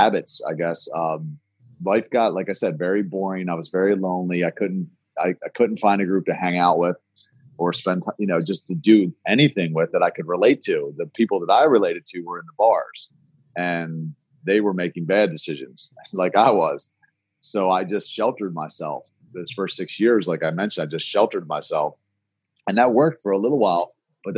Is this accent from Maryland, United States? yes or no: yes; Baltimore, Maryland, United States; I was born in Baltimore, born and raised here in Baltimore.